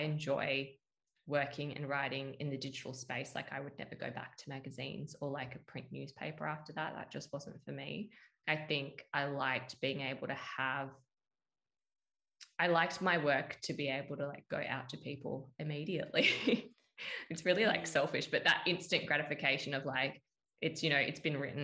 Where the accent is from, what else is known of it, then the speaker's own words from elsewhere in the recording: Perth, Western Australia, Australia; moved away as an adult; also born or lived in Sydney; stay in my hometown